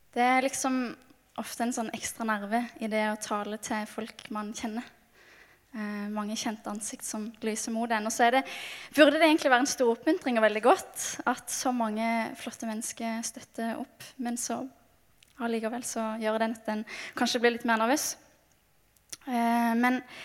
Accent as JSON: {"language": "Norwegian", "town": "Mandal", "region": "Agder", "country": "Norway", "moved": "yes", "said": "kommer jeg fra Mandal på Sørlandet"}